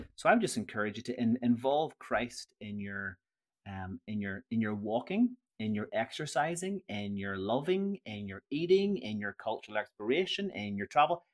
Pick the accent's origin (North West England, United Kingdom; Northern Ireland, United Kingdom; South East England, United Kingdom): Northern Ireland, United Kingdom; I'm from Northern Ireland.